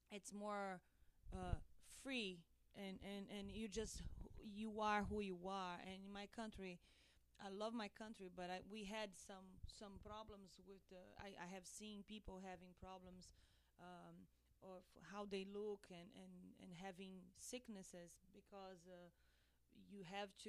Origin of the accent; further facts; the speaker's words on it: Brazil; moved away; I'm from Brazil, Jane is from here, and uh, my culture it is crazy about uh, how do you, how you look how do you look